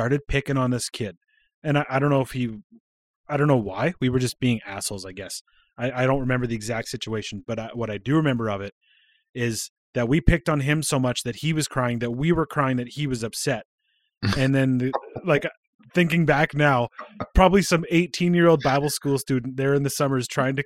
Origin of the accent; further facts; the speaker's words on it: Regina, Saskatchewan, Canada; moved away; also born or lived in Calgary / Red Deer; When we lived in Regina, like I was born in Regina